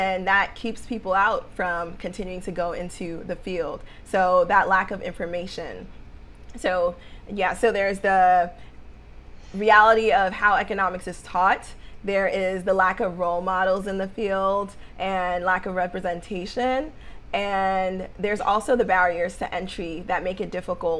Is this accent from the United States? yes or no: yes; New York City, New York, United States; what I saw in New York, growing up in Harlem, growing up in the Bronx